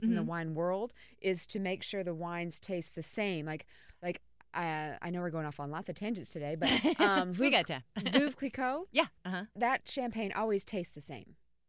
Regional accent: United States; I about said fixing to have. Because I'm from Carolina Beach.

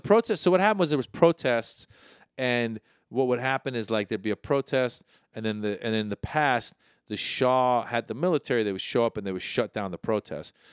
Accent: Marin County, Northern California, United States; also born or lived in Iran; I grew up in Marin County, Northern

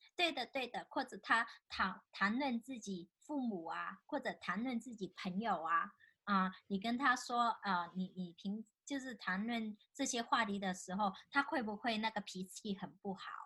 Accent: China; 尤其是我们大陆长大的

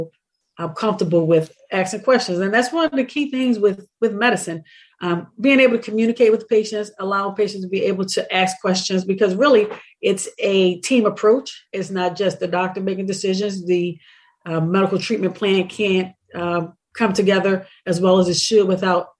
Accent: Philadelphia, Pennsylvania, United States; We're from Strawberry Mansion, North Philadelphia, here in Philadelphia, born and raised

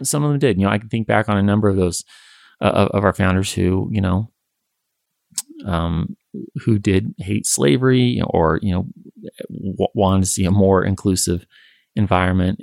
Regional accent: Western United States, United States; I think growing up in the Western United States

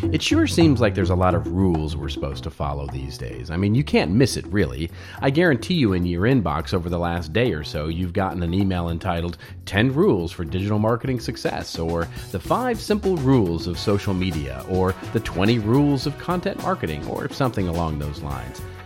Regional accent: Dallas, Texas, United States; moved away; I grew up in Dallas

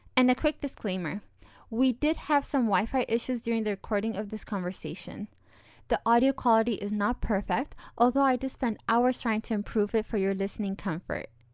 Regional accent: Ethiopia; now in Europe; I'm Ethiopian.

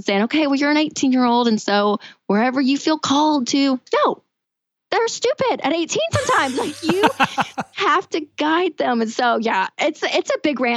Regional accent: Tennessee, United States; I'm from Tennessee. I went to the University of Tennessee.

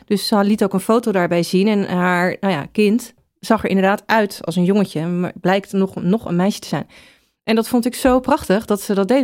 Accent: The Hague, South Holland, Netherlands; ik kom uit Den Haag

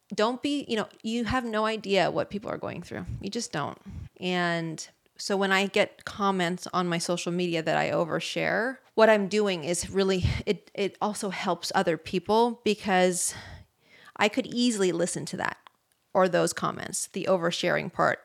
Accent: Bay Area, California, United States; I'm from the Bay Area

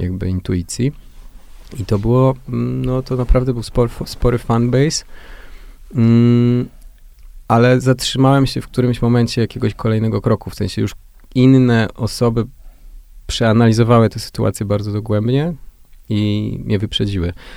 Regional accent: Jarosław, Subcarpathian Voivodeship, Poland; Jestem z małego miasta, z Jarosławia

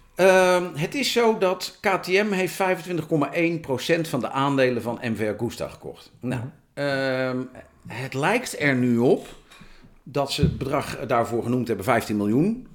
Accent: Amersfoort, Utrecht, Netherlands; Dan ben ik een boer uit Amersfoort

